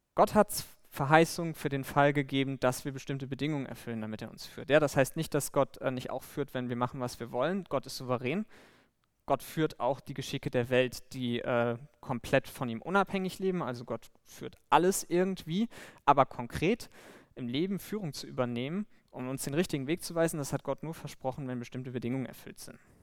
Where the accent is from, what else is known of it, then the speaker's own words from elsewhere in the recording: Bremen, Germany; moved away; ich komme ursprünglich aus Bremen